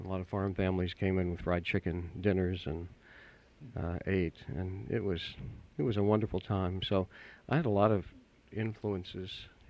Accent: Kentucky, United States; also born or lived in Tennessee; I grew up in Kentucky and right. went to school in Tennessee.

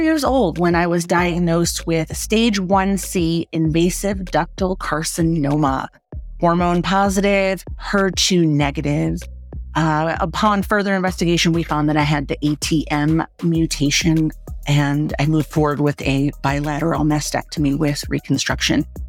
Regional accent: Loveland, Colorado, United States; I'm from Loveland, Colorado

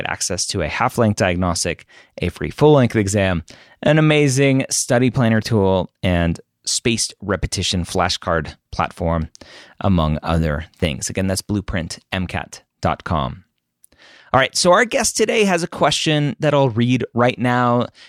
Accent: California, United States; also born or lived in Oregon / Washington, D.C.; I currently live in my home state of California, where I've spent most of my life

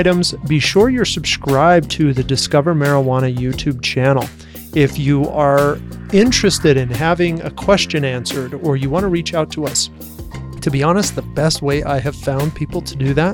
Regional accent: Utah, United States; I grew up here in Utah, right? I'm in Bountiful.

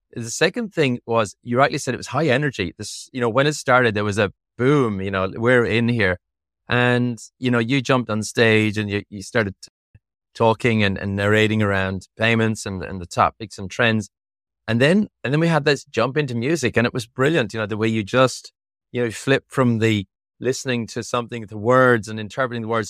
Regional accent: Ireland; moved away; I am from Europe. I am, I am originally from Ireland.

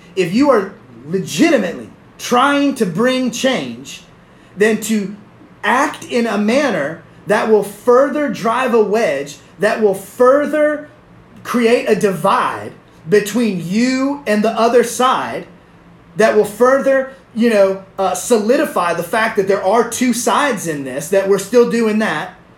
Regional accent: the South, United States; I'm from the South. I'm Southern

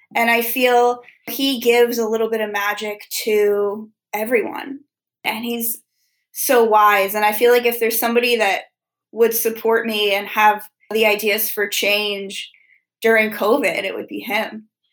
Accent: Wilmington, Delaware, United States; I'm from Wilmington, Delaware

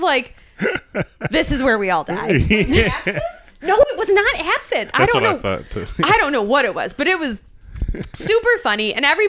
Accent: Canada; It comes out if I'm with people from Canada. So if I'm like with a bunch of my friends from home or if I'm there for the weekend, you'll notice it.

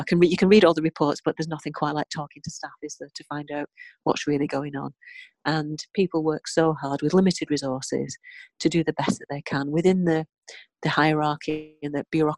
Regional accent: Bolton, North West England, United Kingdom; It's my hometown and I love Bolton

